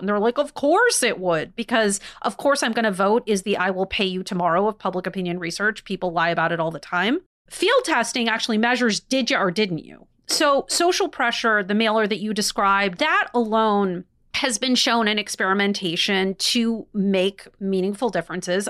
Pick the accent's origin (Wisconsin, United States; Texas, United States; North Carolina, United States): Wisconsin, United States; in Wisconsin, which is my home state